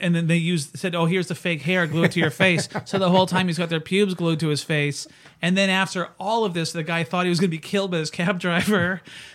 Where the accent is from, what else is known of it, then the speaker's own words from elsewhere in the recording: Surrey, British Columbia, Canada; I grew up in Surrey.